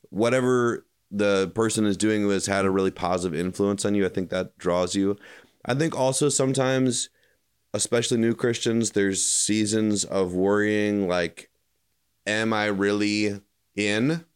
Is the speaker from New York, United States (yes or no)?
no; Chicago suburbs, Illinois, United States; now in Kentucky, United States; I grew up in the Chicago suburbs